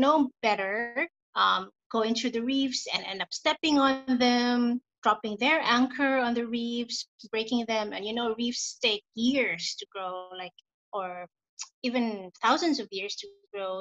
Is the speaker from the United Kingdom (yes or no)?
no; Philippines; moved away as an adult; now in Bali, Indonesia; I'm originally from the Philippines. Um, I moved here in Bali in 2014, so almost six years now